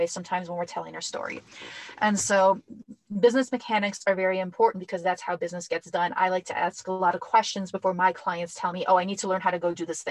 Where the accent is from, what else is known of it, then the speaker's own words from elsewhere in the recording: Minnesota, United States; We are from Minnesota